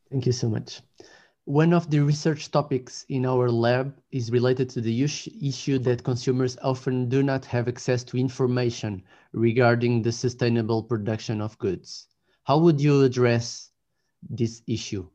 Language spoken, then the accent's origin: English; Lisbon, Portugal; I'm from Lisbon.